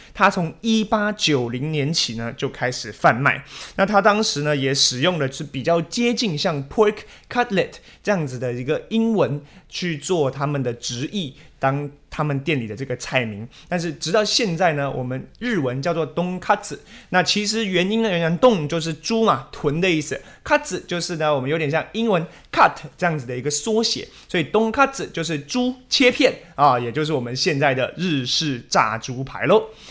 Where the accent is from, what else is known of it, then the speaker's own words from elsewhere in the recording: Taiwan; 我们台湾人从小吃到大也是习惯这一位